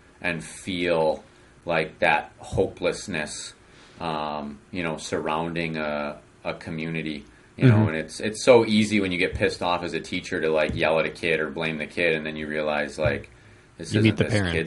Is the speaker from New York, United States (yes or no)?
no; Oconomowoc, Wisconsin, United States; growing up in Oconomowoc, Wisconsin